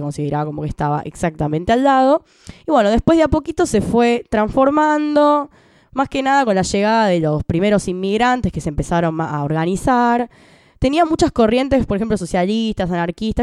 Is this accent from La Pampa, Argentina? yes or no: no; Buenos Aires, Argentina; yo viví ahí hasta los 6 y después me fui a Chaca